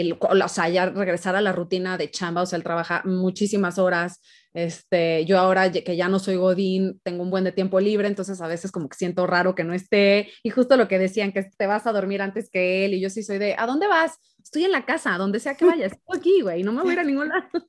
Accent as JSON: {"language": "Spanish", "town": "Guadalajara", "region": "Jalisco", "country": "Mexico", "moved": "as an adult", "lives_now": "Mexico City, Mexico", "said": "yo soy de Guadalajara, me vine acá un rato, me regresé a Guadalajara."}